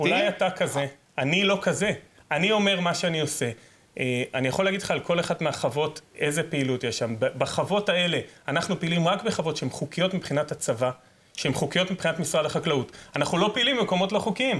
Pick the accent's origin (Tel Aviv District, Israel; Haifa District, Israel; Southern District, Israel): Southern District, Israel; Negev; אני גדלתי בנגב, עד גיל עשר לא ידעתי שיש משטרה